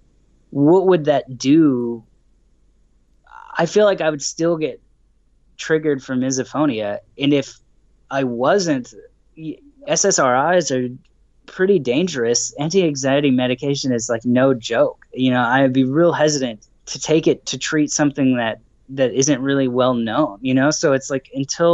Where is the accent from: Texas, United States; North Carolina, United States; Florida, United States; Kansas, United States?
Texas, United States; Dallas; I'm from Dallas, Texas in the United States.